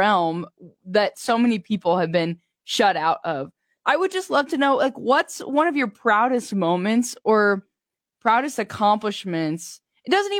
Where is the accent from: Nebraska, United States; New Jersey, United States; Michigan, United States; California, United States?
Nebraska, United States; I'm from Nebraska, so my point of reference right now is the Burwell Rodeo